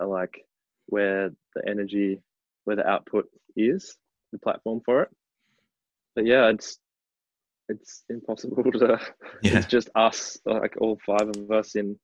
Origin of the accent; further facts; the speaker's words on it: Sydney, New South Wales, Australia; now in Melbourne, Australia; we grew up surfing in Sydney, in Avalon